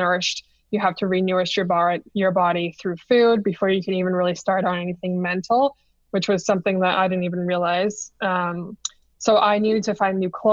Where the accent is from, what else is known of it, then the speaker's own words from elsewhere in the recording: Kingston, Ontario, Canada; I'm from Kingston